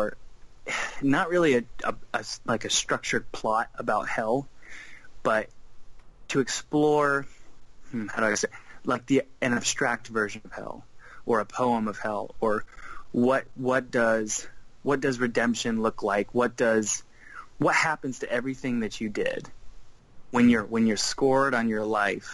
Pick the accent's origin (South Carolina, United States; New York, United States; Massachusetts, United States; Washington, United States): South Carolina, United States; I grew up in South Carolina. I'm still in South Carolina